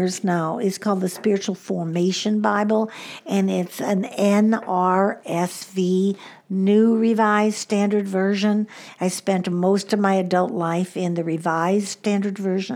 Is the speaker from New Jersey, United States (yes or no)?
no; Chicago, Illinois, United States; also born or lived in Southwest US; now in Southwest, United States; I grew up in the Midwest